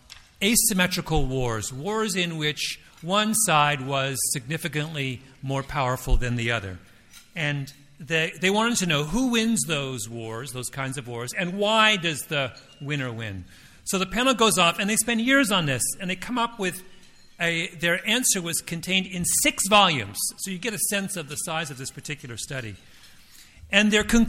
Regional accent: Toronto, Ontario, Canada; I'm from Toronto

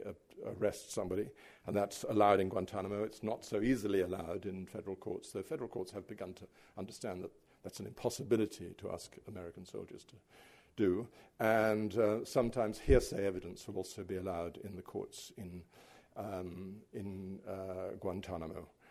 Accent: United Kingdom; as a British writer

